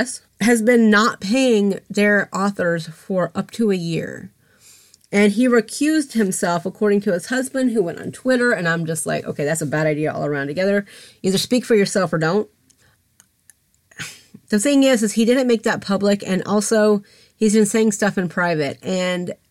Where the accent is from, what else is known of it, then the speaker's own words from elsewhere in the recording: Atlanta, Georgia, United States; I'm from Atlanta. I'm from Georgia.